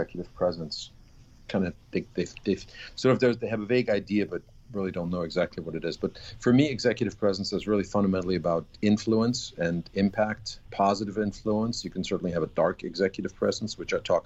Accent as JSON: {"language": "English", "town": "Augsburg", "region": "Bavaria", "country": "Germany", "tie": "born or raised there", "also_born_or_lived": "Vienna, Austria / Washington, D.C., United States / Denver, United States", "second_language": "English", "moved": "as an adult", "lives_now": "New York, United States", "said": "my hometown is Augsburg, which is outside of Munich"}